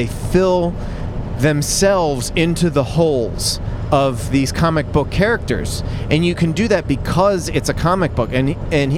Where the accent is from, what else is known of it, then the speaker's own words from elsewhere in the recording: Philadelphia, Pennsylvania, United States; I'm from Philly